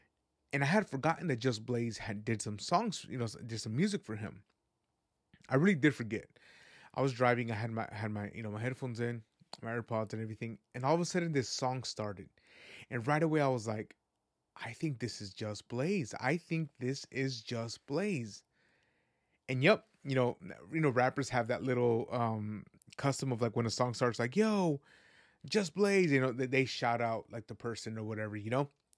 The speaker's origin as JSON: {"language": "English", "town": "Guadalajara", "region": "Jalisco", "country": "Mexico", "tie": "born there", "said": "I was born in the land of mariachi. I was born in Jalisco, Guadalajara, Jalisco."}